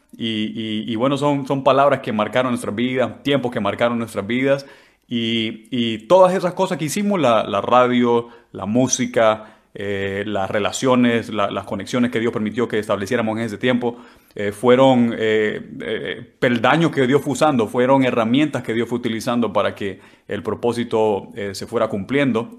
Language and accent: Spanish; San Pedro Sula, Cortés, Honduras; moved away as an adult; also born or lived in La Paz, Honduras; now in London, United Kingdom; yo nací en el departamento de La Paz, en Honduras, en el mero centro de Honduras, pero crecí en San Pedro Sula, así que me considero sanpedrano